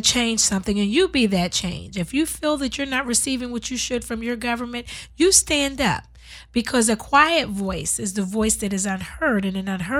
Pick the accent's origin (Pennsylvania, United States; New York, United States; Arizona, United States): Pennsylvania, United States; moved away as an adult; also born or lived in Washington; now in Compton, United States; I'm from Pennsylvania.